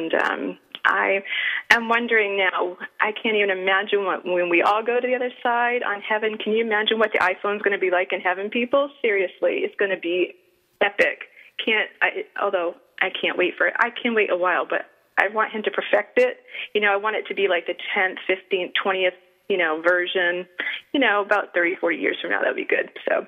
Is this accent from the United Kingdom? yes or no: no; Italy; now in Seattle, United States; And you know that I love my home country, but I'm so glad that the Italian justice system worked this time and she was able to get out.